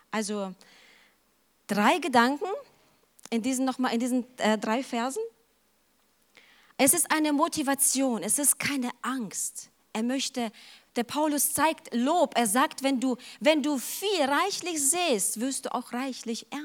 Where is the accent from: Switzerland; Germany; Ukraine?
Ukraine; Aber ich kenne das auch von zu Hause. Ich stamme aus der Ukraine und mein Bruder, der war total leidenschaftlich gerne mit meinem Opa unterwegs.